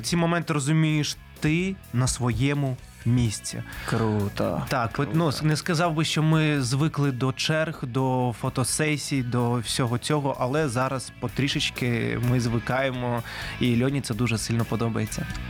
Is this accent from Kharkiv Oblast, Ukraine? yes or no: no; Simferopol, Crimea, Ukraine; moved away; я сам із Сімферополя, це столиця Криму.